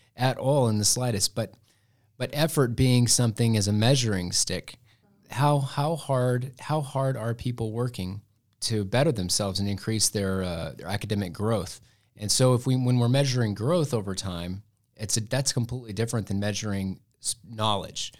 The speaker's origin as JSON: {"language": "English", "town": "Muleshoe", "region": "Texas", "country": "United States", "said": "I am from Muleshoe, Texas, which is a little itty-bitty town in the Texas Panhandle"}